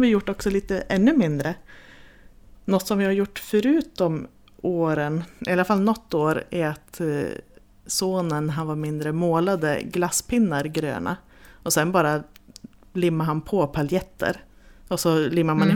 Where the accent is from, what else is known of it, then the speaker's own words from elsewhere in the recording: Jämtland, Sweden; vi kommer ju också från Jämtland